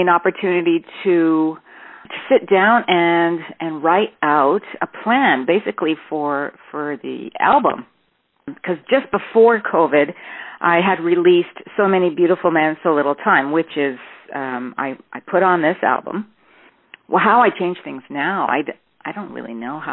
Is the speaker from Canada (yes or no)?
yes; Toronto, Ontario, Canada; I'm from Toronto, born in Toronto